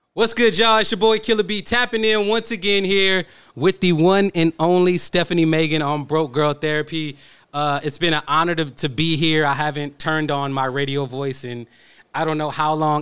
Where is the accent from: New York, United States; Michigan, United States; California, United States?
California, United States; Oakland; I'm from East Oakland